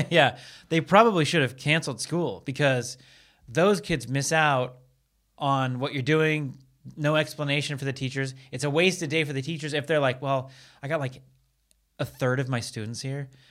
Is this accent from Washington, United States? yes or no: yes; Seattle, Washington, United States; now in Los Angeles, United States; I'm from Seattle